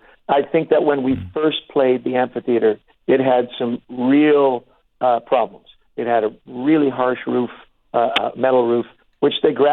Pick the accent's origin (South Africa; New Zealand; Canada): Canada; we're Canadian